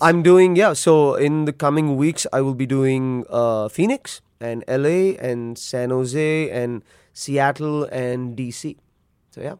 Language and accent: English; India; born or raised there